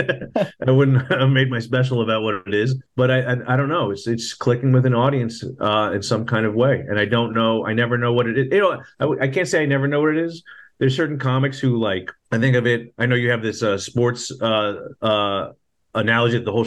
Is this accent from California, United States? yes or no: yes; Los Angeles, California, United States; I grew up in Los Angeles